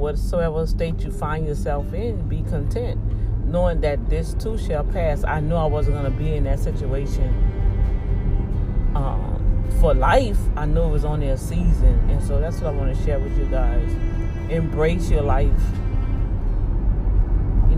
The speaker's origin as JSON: {"language": "English", "town": "New Orleans", "region": "Louisiana", "country": "United States", "tie": "born or raised there", "moved": "yes", "lives_now": "Houston, United States", "said": "I'm from New Orleans"}